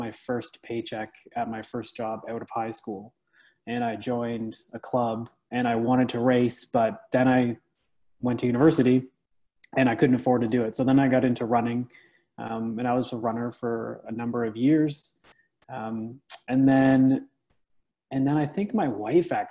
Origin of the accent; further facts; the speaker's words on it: Alcona, Ontario, Canada; moved away as an adult; now in Ottawa, Canada; I'm actually from a little town called Alcona, which is like maybe 45 minutes north of Toronto, just south of Barrie.